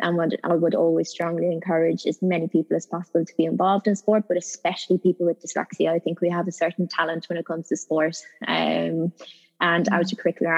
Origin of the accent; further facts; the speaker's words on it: Ireland; moved away as an adult; now in United Kingdom; I'm Irish